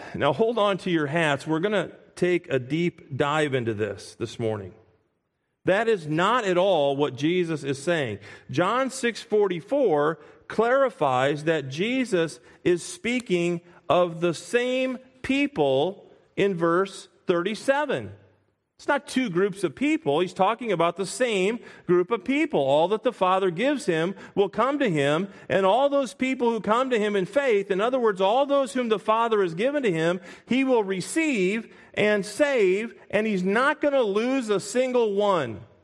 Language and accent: English; Springfield, Illinois, United States; moved away as an adult; now in Pennsylvania, United States; Whenever Kathy and I go back to our hometown